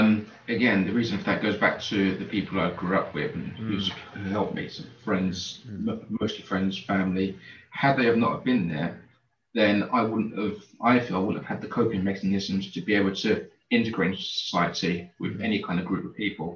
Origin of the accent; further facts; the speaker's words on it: Canning Town, London, United Kingdom; I grew up in East London in a place called Canning Town.